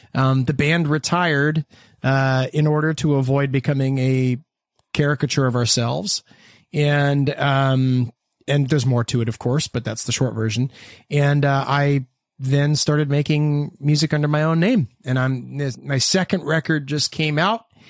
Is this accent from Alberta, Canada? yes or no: no; Hamilton, Ontario, Canada; we're from Hamilton, Ontario, Canada.